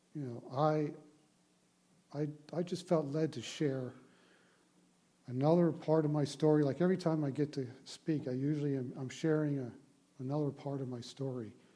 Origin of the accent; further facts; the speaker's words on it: Baltimore, Maryland, United States; I grew up in Baltimore, Maryland